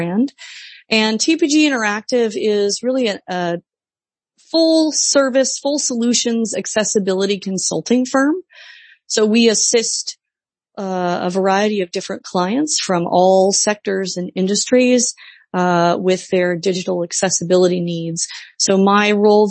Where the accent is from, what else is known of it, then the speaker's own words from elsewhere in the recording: Midwest, United States; moved away as an adult; now in Washington DC area, United States; I was raised in the Midwest. I moved to the Washington DC area right after college